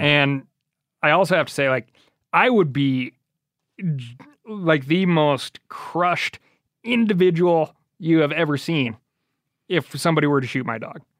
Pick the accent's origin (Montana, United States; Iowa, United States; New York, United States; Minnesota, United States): Montana, United States; Missoula; That was, like, fifth grade growing up in Missoula, Montana